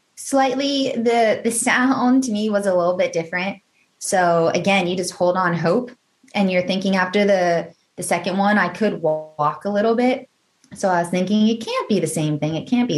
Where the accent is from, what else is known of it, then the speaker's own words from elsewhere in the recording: Northern Virginia, United States; I grew up in Northern Virginia